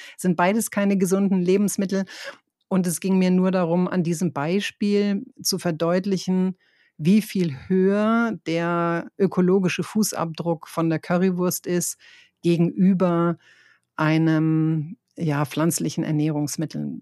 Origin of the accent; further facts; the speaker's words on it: Northern Germany, Germany; moved away; ich komme ja aus Norddeutschland, wir sind ja äh, sehr gerade und sehr direkt